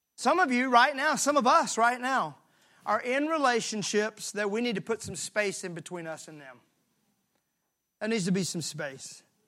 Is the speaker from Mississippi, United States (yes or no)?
yes; Mississippi, United States; I'm from Mississippi